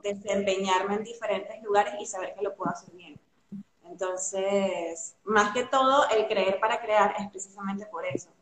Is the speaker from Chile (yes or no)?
no; Venezuela; moved away as an adult; now in Argentina; soy venezolana, tengo siete años viviendo aquí en Argentina